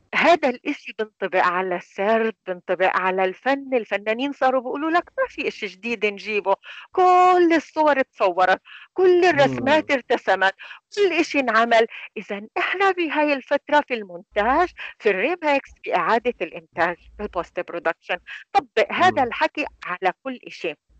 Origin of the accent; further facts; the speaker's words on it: Palestine; احنا عندنا هي العاده كفلسطينيين